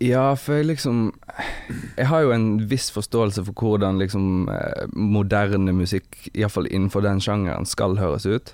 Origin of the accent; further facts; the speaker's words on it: Evanger, Vestland, Norway; moved away; also born or lived in Bergen; Jeg er fra Evanger. Mm. Det er et kvarter før Voss.